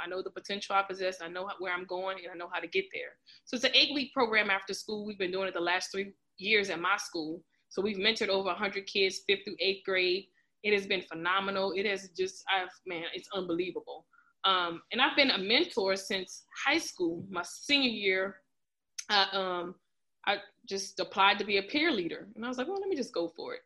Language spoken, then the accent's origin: English; Lafayette, Louisiana, United States; I'm from Lafayette, of course, Louisiana. Uh, when I graduated from the Northside High School